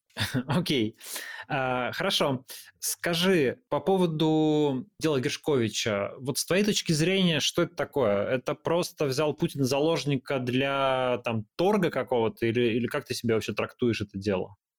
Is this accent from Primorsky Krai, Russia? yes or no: no; Yekaterinburg, Sverdlovsk Oblast, Russia; Я просто из Екатеринбурга